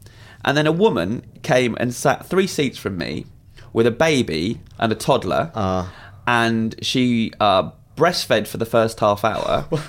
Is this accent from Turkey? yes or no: no; United Kingdom; because I'm so British